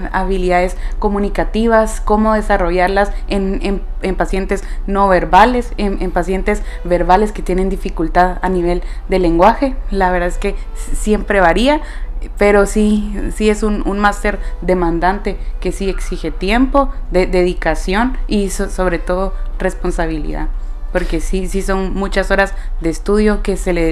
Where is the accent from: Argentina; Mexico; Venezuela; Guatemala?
Guatemala; now in Spain; donde yo debo devolver un poco de lo muchísimo que, que, me ha dado Guatemala a mí. Así que la verdad es que sí, quiero ejercer apertura un centro, pero en mi país.